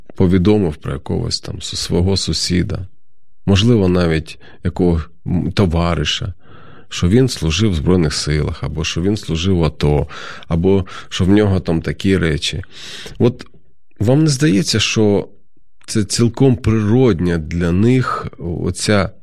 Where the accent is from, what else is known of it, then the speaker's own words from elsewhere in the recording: Kharkiv, Kharkiv Oblast, Ukraine; Я сам звідти, я з Харкова родом